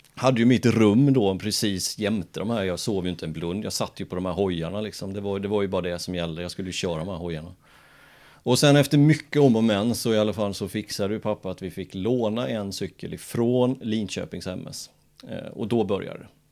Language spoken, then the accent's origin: Swedish; Jönköping, Jönköping County, Sweden; jag är född i Jönköping